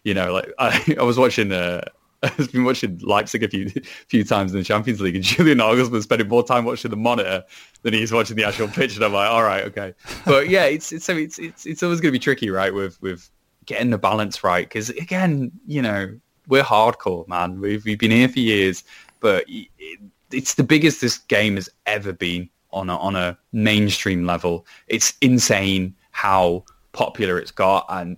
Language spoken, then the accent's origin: English; Wales, United Kingdom; even though I am a Welshman despite my accent.